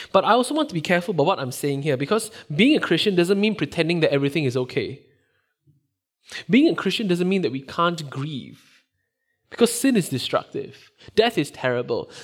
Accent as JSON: {"language": "English", "country": "Singapore", "tie": "born or raised there", "moved": "yes", "said": "Growing up in Singapore, which is where I grew up"}